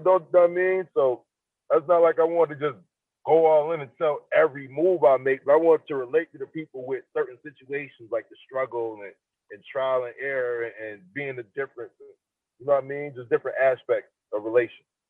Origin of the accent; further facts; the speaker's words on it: Niagara Falls, New York, United States; I'm from Niagara Falls